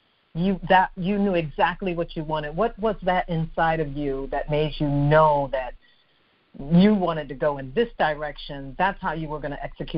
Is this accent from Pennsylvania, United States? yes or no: yes; Philadelphia, Pennsylvania, United States; She's a Philly girl like I am